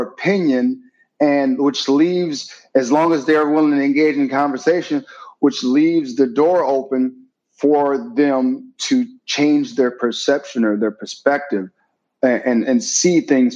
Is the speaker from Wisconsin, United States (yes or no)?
yes; Milwaukee, Wisconsin, United States; now in Beverly Hills, United States; I'm from Wisconsin